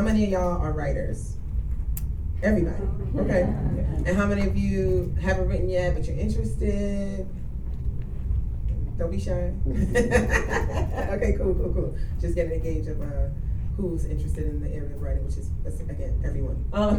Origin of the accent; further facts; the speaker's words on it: Jamaica; I'm Jamaican.